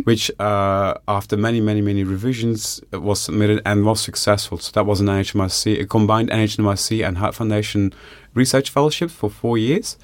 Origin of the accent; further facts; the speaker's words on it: Bellem, Flanders, Belgium; moved away as an adult; also born or lived in Ghent; now in Australia; I grew up in Flanders, uh, in a, a village called Bellem, which is about twenty kilometers from a city called Ghent